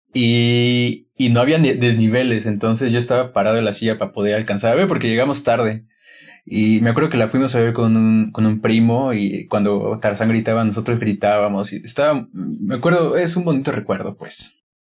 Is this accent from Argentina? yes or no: no; Guanajuato, Mexico; la primera película que vi en un cine aquí en Guanajuato fue en un cine de mi pueblo